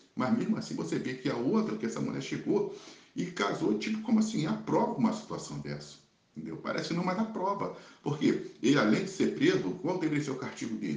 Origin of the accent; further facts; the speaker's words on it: Brazil; Eu, como brasileiro